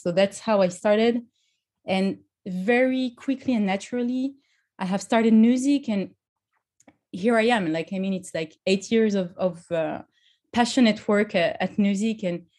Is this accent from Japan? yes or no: no; France; English is a second language; now in Paris, France; So I'm, as you might have heard, I'm originally from France. And I live in Paris.